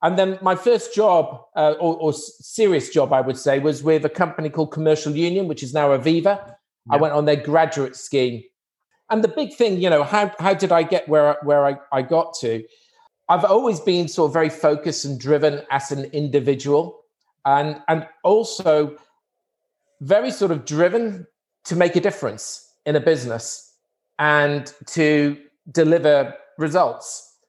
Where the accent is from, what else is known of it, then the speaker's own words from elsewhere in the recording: Wrexham, Wales, United Kingdom; I was born in a town in Wales, Wrexham. So, and I grew up in Wrexham